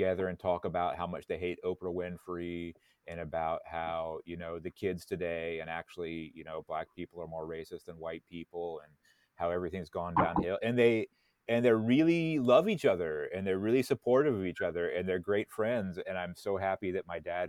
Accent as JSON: {"language": "English", "region": "Florida Panhandle", "country": "United States", "tie": "born or raised there", "also_born_or_lived": "Virginia / Alabama", "moved": "as an adult", "lives_now": "Japan", "said": "I'm from the Gulf Coast. I'm from Florida. But I'm from the Panhandle."}